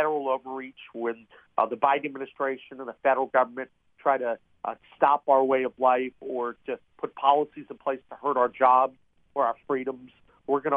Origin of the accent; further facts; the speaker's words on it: Eastern Panhandle, West Virginia, United States; I'm from the Eastern Panhandle, and you know, I've always been very, very active at home